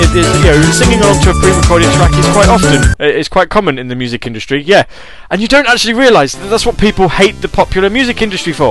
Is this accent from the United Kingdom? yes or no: yes; England, United Kingdom; I am British. It's specifically English